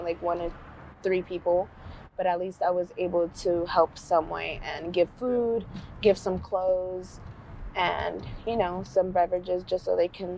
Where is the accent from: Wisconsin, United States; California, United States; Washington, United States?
California, United States; San Francisco; I was born and raised in San Francisco